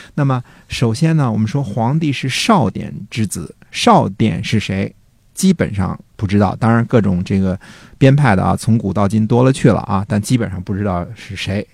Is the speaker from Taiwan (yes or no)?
no; China; 我们中国人